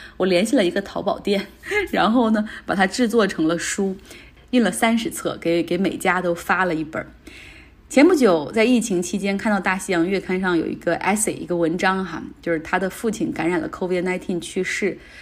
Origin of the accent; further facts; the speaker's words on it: Northeast China, China; 我们东北那边又出现了下岗潮